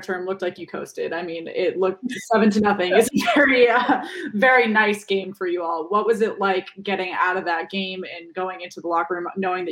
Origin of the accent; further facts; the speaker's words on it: Boston, Massachusetts, United States; I'm from Boston.